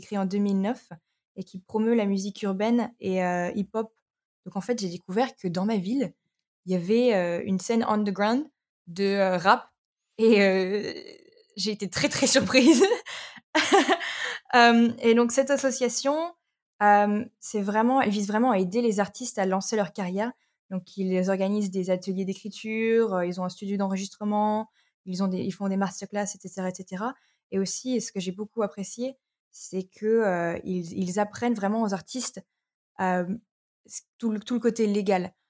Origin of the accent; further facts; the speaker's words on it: Arras, Hauts-de-France, France; moved away as an adult; also born or lived in Brighton; j'ai grandi à Arras